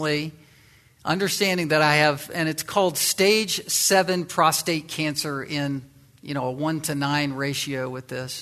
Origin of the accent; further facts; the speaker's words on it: Virginia, United States; the western side of Virginia, my home state